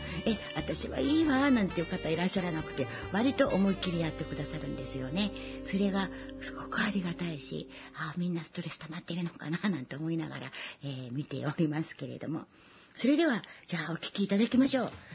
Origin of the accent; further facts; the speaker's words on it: Chiba, Japan; also born or lived in Kyoto; 地元千葉県